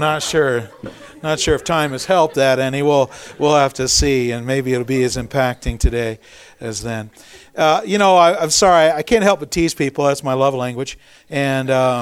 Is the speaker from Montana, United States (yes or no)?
yes; Montana, United States; also born or lived in Sheridan, Montana / Twin Bridges, Montana; I was actually born and raised, or partially here in Montana, over in Sheridan, in Twin Bridges. I was born in Sheridan, and when I was four, my folks divorced